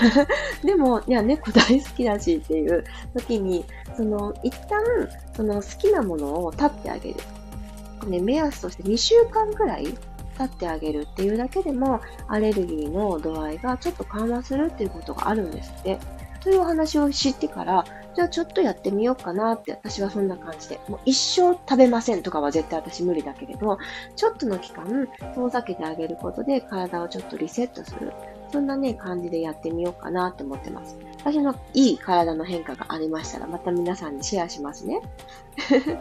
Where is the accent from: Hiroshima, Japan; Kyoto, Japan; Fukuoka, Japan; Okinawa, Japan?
Fukuoka, Japan; 地元の福 岡の明太ワイドっていうテレビにもそういえば出たことがあって